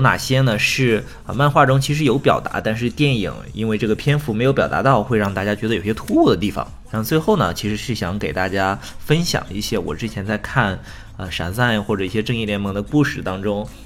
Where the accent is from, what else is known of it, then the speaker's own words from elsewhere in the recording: China; 我们中国人